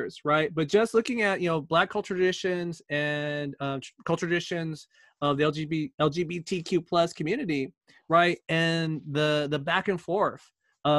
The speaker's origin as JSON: {"language": "English", "region": "California", "country": "United States", "tie": "born or raised there", "said": "growing up in California"}